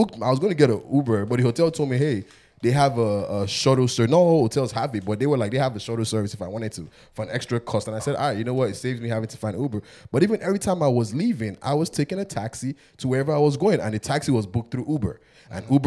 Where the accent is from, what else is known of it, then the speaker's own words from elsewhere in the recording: Ibadan, Oyo, Nigeria; now in United States; I'm from Ibadan